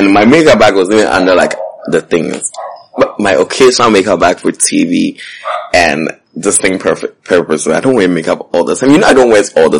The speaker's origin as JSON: {"language": "English", "town": "Bronx", "region": "New York", "country": "United States", "said": "I was like, I'm from the Bronx."}